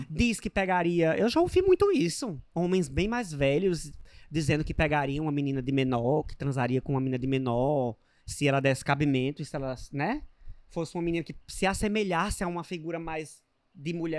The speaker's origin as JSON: {"language": "Portuguese", "region": "Northeast Region", "country": "Brazil", "said": "porque sou nordestina"}